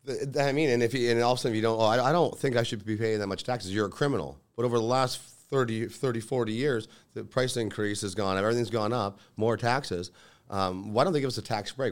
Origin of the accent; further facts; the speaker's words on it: Lincoln, Ontario, Canada; I grew up in Lincoln, you know, a hometown